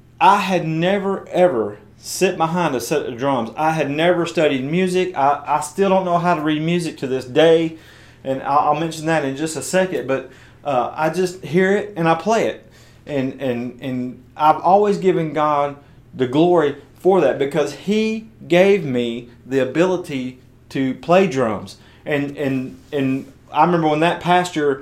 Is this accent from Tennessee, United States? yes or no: yes; West Tennessee, United States; I was attending this church of about 500 or 600 people in my hometown in West Tennessee